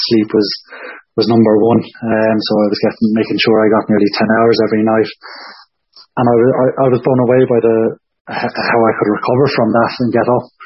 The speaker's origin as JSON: {"language": "English", "town": "Waterford", "region": "Munster", "country": "Ireland", "tie": "born or raised there", "also_born_or_lived": "Dublin", "accent": "Waterford", "said": "growing up in Waterford with my family and then studying just up the road in, in Dublin."}